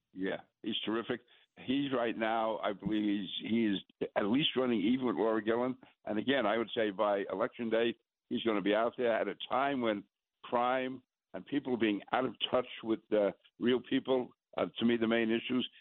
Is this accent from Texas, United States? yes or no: no; New York City, New York, United States; being a New Yorker